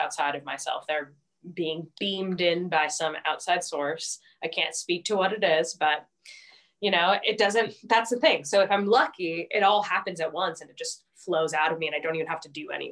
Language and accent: English; United States; I'm an American and I'm making American music